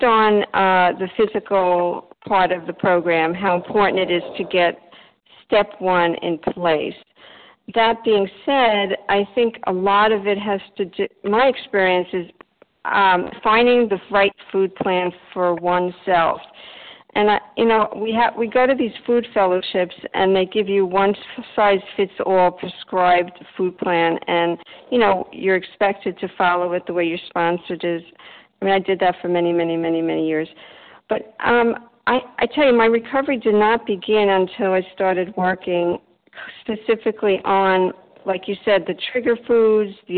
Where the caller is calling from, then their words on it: Delray Beach, Florida, United States; I'm calling from Delray Beach, Florida.